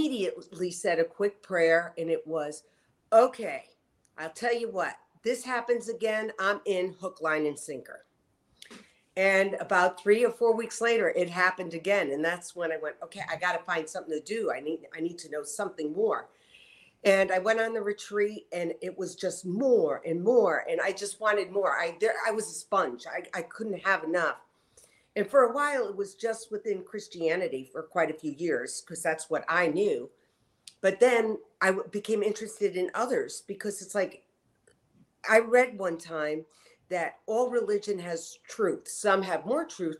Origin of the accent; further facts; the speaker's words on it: Connecticut, United States; I was raised in Connecticut